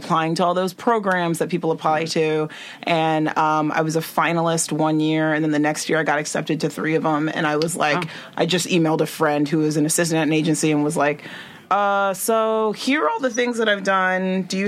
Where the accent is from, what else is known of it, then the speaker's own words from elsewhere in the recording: Nigeria; I'm Nigerian and my family was like, why aren't you a doctor?